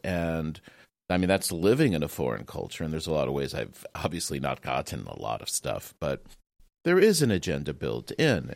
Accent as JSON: {"language": "English", "country": "United States", "moved": "yes", "lives_now": "Japan", "said": "as an American, uh, in Japan"}